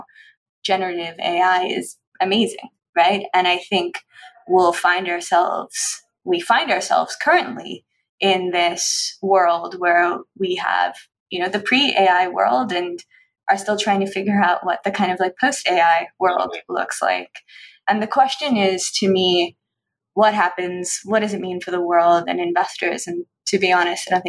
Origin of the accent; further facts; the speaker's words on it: Newfoundland and Labrador, Canada; moved away; also born or lived in Nova Scotia; I grew up in Newfoundland where my grandfather was a fisherman